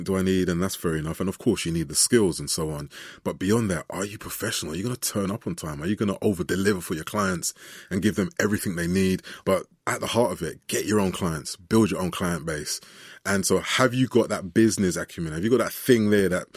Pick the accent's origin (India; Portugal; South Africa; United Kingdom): United Kingdom; As a British